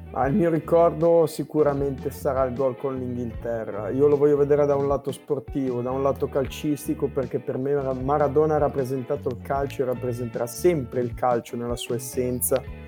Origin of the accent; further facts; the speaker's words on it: Genoa, Liguria, Italy; da buon genovese genuano